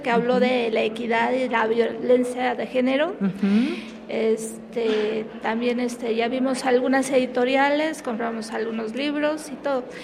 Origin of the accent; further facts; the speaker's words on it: Mexico City, Mexico; somos de la Ciudad de México.